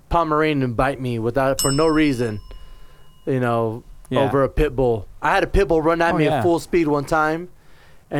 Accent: California, United States; now in Las Vegas, United States; I'm originally from California

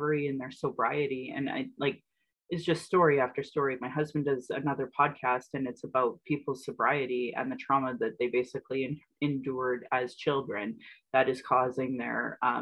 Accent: Calgary, Alberta, Canada; I'm born and raised in Alberta

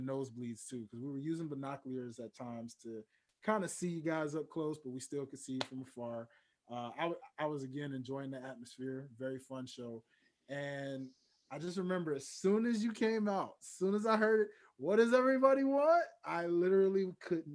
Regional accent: Memphis, Tennessee, United States; now in Atlanta, United States; I live in Atlanta, but I'm from Memphis, Tennessee

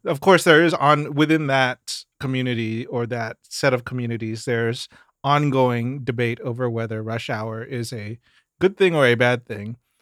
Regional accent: Mississippi, United States; moved away; growing up in Mississippi

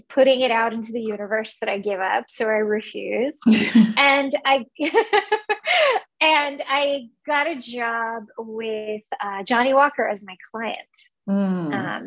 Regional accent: Cyprus; moved away; also born or lived in Kuwait / India; I was born in Kuwait in the Middle East, and I grew up on a Greek island, Cyprus, but we're Indian. My family is from India

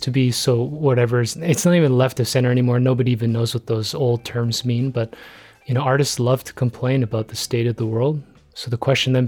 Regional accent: Toronto, Ontario, Canada; growing up in Toronto, learning about Canada's push for multiculturalism and inclusion.

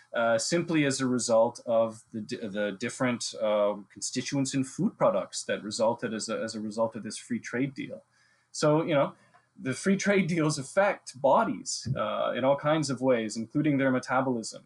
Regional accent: Ontario, Canada; I spent the first 18 years of my life drinking uh, water that came right out of the Canadian Shield, where I grew up in Ontario

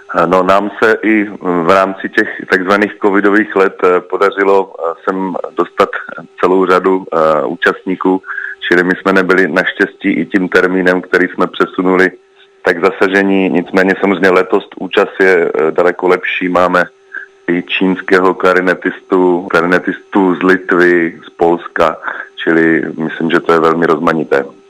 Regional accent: Czechia; my jsme obecně velmi hudební národ

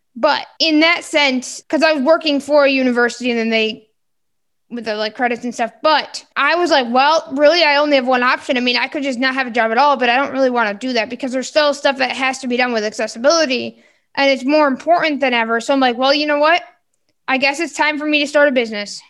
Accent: Michigan, United States; I am from Michigan

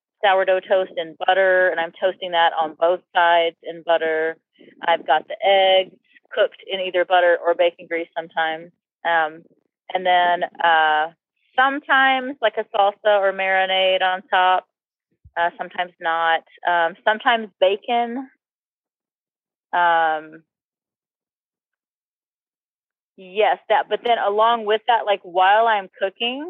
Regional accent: the South, United States; I grew up in the South

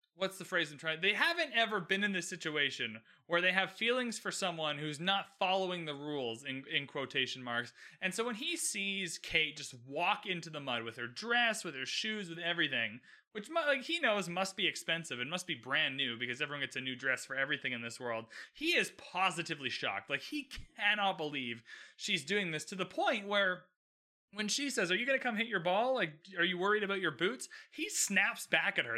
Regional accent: Canada; I'm Canadian, by the way, so we play a lot of ice hockey

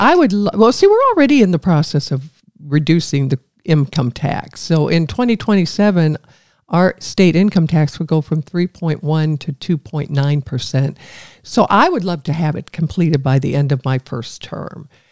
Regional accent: Evansville, Indiana, United States; I was growing up in Evansville

